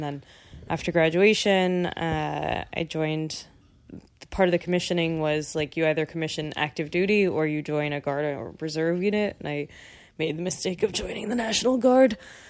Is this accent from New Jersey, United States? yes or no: yes; Hoboken, New Jersey, United States; also born or lived in Dumont, New Jersey / Bergen County; I was born in Hoboken. I love Hoboken.